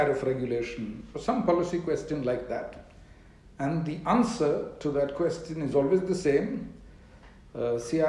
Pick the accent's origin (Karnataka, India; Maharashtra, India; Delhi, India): Karnataka, India; Bangalore; So I come from Bangalore. That is perhaps the most accurate way of describing me. I've spent all my 45 years living out of one city in the south of India.